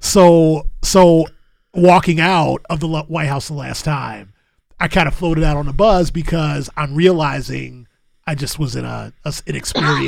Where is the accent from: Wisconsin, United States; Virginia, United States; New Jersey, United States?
Wisconsin, United States; Milwaukee; I'm from Milwaukee